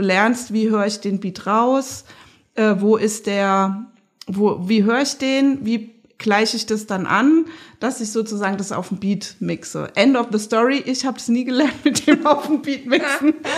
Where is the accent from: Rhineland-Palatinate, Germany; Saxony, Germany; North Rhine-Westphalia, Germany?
Rhineland-Palatinate, Germany; moved away as an adult; now in Leipzig, Germany; ich komme ja aus der Pfalz